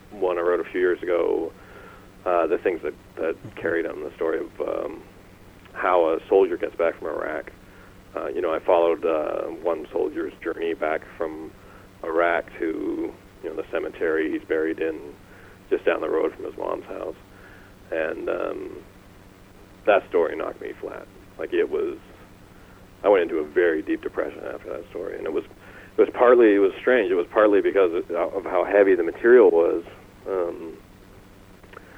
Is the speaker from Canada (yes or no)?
yes; Canada; I'm Canadian